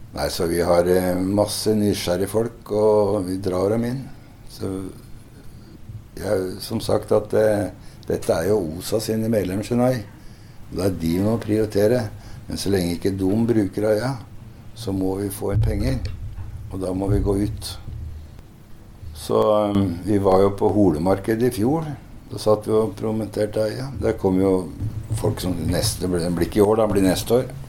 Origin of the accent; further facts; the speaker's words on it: Hønefoss, Buskerud, Norway; Og jeg er jo fra Hønefoss